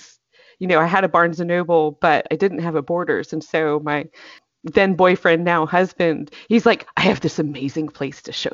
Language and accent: English; North Carolina, United States; now in Atlanta area, Georgia, United States; I grew up in North Carolina